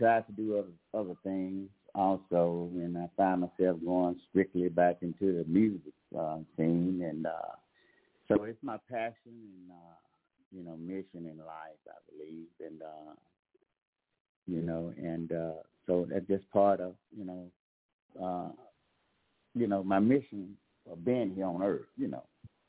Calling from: Pensacola, Florida, United States; I'm calling from Pensacola, Florida area.

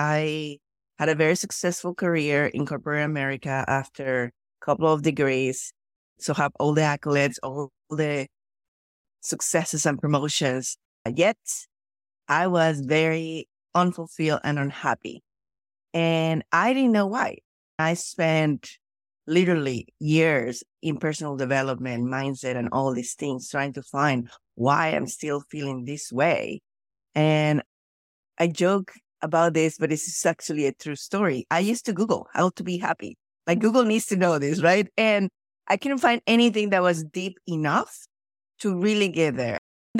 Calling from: Anchorage, Alaska, United States; I am joining from Anchorage, Alaska at the ungodly hour of 7:50 in the morning.

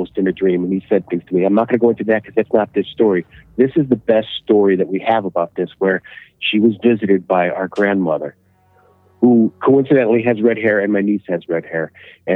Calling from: Illinois, United States; I'm calling from Illinois

